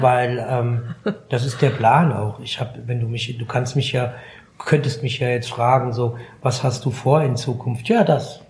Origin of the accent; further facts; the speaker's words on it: Frankfurt, Hesse, Germany; ich bin in Griesheim groß geworden, ja, als Jugendlicher